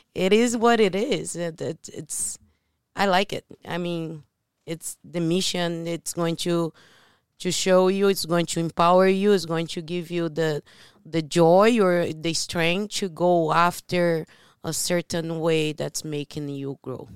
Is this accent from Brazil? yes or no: yes; Brazil; moved away; I'm from Brazil